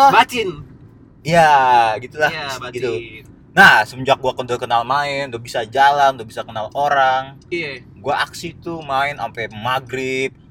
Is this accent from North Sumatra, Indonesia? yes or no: no; Pondok Cipta, West Java, Indonesia; Gua besar di Pondok Cipta sebagai anak yang apaan?